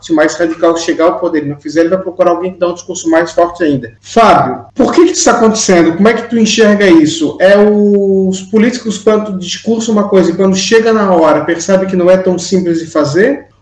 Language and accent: Portuguese; Brazil; now in Portugal; nós somos aqui três migrantes brasileiros na Europa